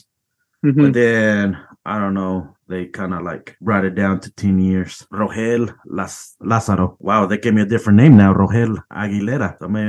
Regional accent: Missouri, United States; I'm from Missouri, by the way, in case you wanted to know that.

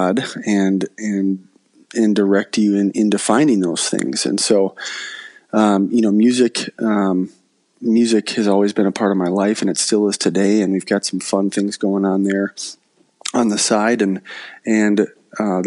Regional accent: Hastings, Minnesota, United States; growing up in Hastings

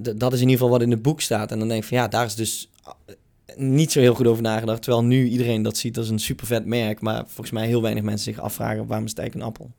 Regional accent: North Limburg, Netherlands; Ik kom zelf uit Noord-Limburg

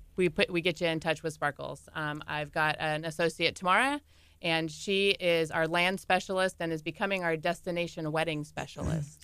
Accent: California, United States; we're from California, pretty beaches

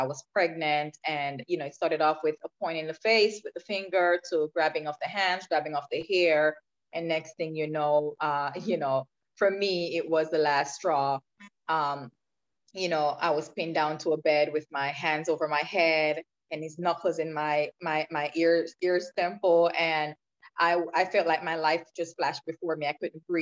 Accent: Clarendon, Jamaica; I grew up in a rural part of Jamaica called Clarendon. So I was born and raised in Jamaica.

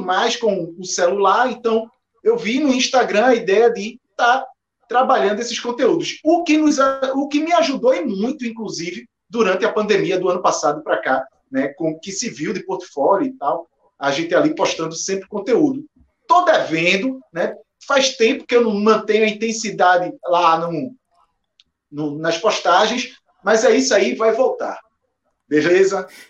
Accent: Recife, Pernambuco, Brazil; eu sou de Recife

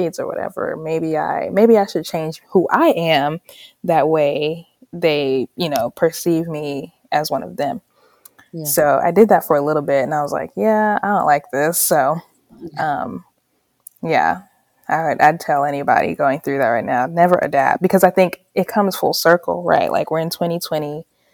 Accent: Charlotte, North Carolina, United States; also born or lived in Kinshasa, Democratic Republic of the Congo; I was born in the Congo, but raised in North Carolina

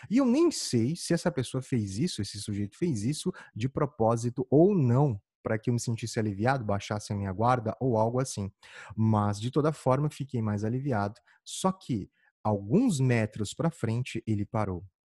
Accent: Campo Grande, Mato Grosso do Sul, Brazil; moved away; eu sou de Campo Grande, Mato Grosso do Sul, e lá, na época que eu morava lá, já fazia uns quinze anos

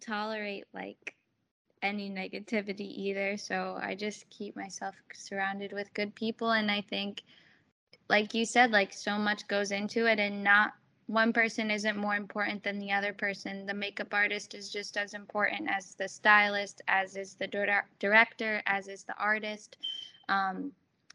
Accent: New Jersey, United States; I grew up like right outside of New York City, like 10-minute drive.

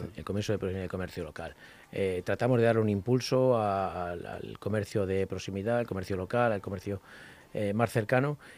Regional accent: Parla, Community of Madrid, Spain; los vecinos y vecinas que viven allí somos tan madrileños como los de Las Rozas

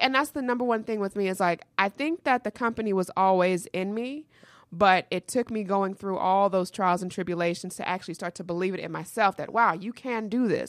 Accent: Atlanta, Georgia, United States; born or raised there; also born or lived in New York

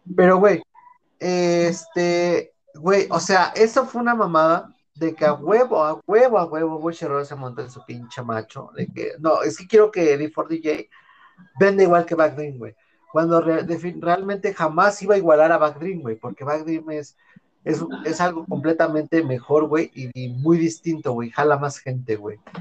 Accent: Mexico City, Mexico; soy de, yo Iztapalacra, güey, de Iztapalapa

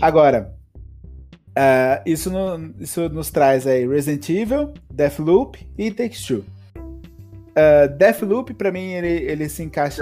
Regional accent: Brazil; Aqui no Brasil, a gente fala gote

